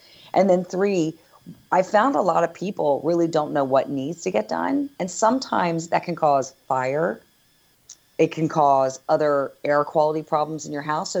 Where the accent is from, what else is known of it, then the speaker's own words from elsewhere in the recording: East Coast, United States; now in Northern California, United States; I'm originally from the East Coast